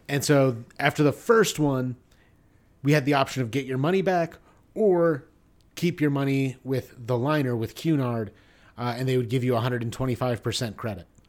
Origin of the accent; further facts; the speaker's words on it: United States; I'm an American